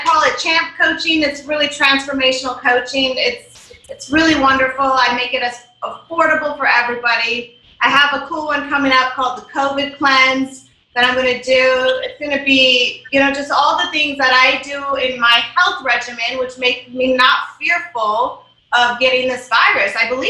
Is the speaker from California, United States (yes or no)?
no; Wisconsin, United States; Wisconsin, yeah.